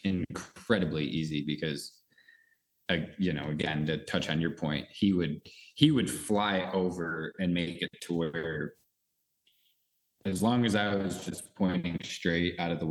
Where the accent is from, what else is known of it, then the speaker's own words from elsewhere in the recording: New York, United States; moved away; I came from New York. I moved out here about 3 years ago